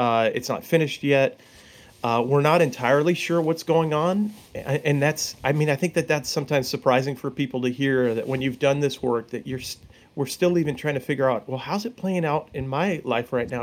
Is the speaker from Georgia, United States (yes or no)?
no; Long Island, New York, United States; I grew up on Long Island